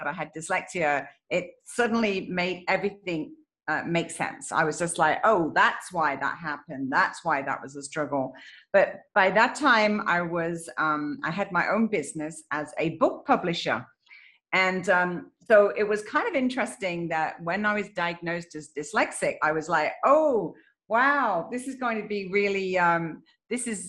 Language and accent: English; England, United Kingdom; moved away; I am originally from England